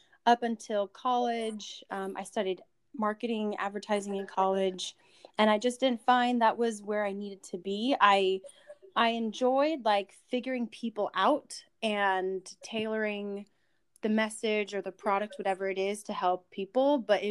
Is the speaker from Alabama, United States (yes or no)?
no; Virginia, United States; I'm from Virginia